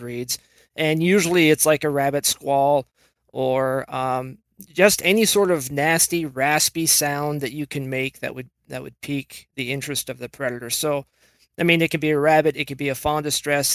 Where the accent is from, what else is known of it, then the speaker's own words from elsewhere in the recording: Washington, United States; I was born and raised in Washington